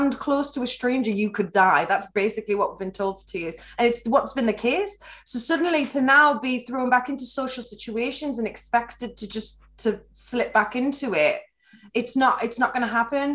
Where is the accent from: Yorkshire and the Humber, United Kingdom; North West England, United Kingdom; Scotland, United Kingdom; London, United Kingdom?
North West England, United Kingdom; Carlisle; moved away as an adult; So I decided to move back to Carlisle, where I'm from. I'm from Wetherill, just outside Carlisle